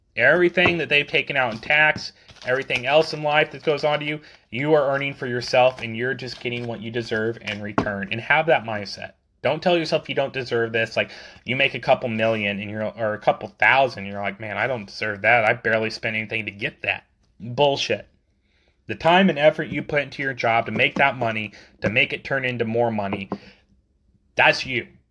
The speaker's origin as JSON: {"language": "English", "country": "United States", "said": "as American citizens"}